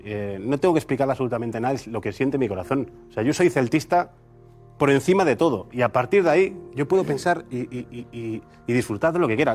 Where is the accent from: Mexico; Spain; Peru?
Spain; a village near Vigo, Galicia; yo no soy de Vigo, yo, yo nazco en un pueblo al lado de Vigo